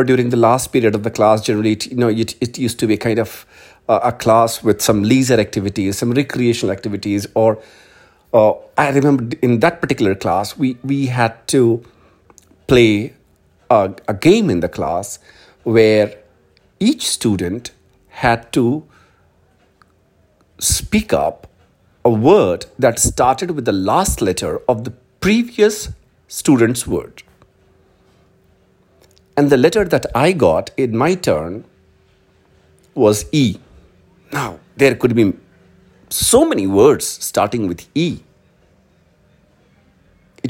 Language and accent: English; Hindi heartland, India; English is a second language; we are from Hindi heartland